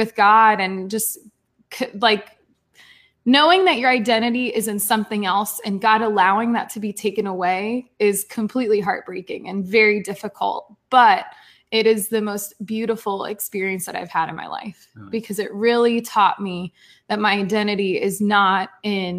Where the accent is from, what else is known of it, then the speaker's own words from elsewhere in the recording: Port St. Lucie, Florida, United States; moved away as an adult; also born or lived in Fort Myers; from my hometown to somewhere new